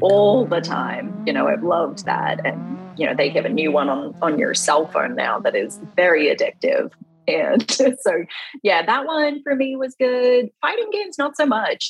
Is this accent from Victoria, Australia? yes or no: yes; Melbourne, Victoria, Australia; also born or lived in Western Australia; I grew up in Australia um, in a city called Melbourne.